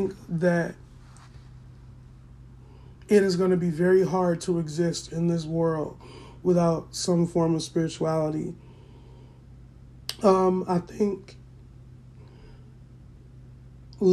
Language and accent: English; United States; I'm black, but I am African American